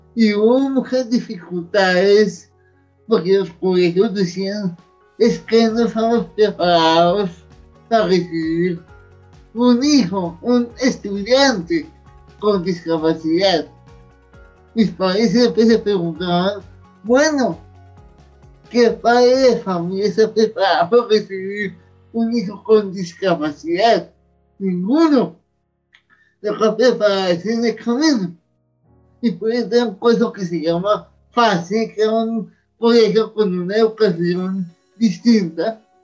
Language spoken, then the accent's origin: Spanish; Bogotá, Colombia; Yo nací hace 37 años en Bogotá